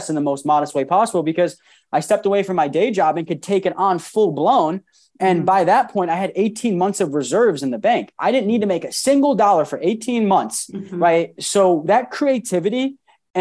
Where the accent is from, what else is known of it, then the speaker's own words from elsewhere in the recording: Rochester, New York, United States; moved away as an adult; also born or lived in Maryland; I'm originally from New York, Rochester, New York. Moved 6 hours away to Maryland to go to college